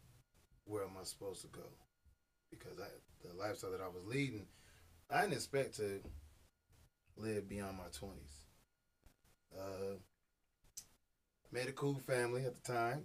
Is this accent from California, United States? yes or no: yes; Stockton, California, United States; also born or lived in Oakland, California / Moreno Valley, California; I'm originally from California, representing Stockton. Born in Oakland, raised in Stockton. Migrated to the, we're going to call it the Moreno Valley